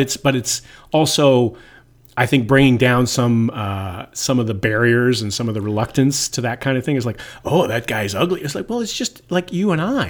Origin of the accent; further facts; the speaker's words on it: Toronto, Ontario, Canada; I grew up in Toronto